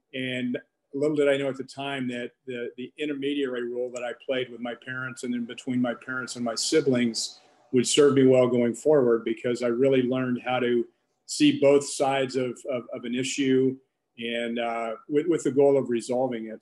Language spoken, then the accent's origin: English; Texarkana, Arkansas, United States; I grew up in Arkansas, uh, Texarkana, Arkansas to be exact.